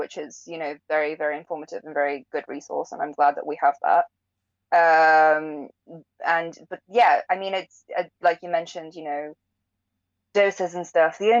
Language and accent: English; England, United Kingdom; I'm not British, right? I wasn't born here. Like, I grew up here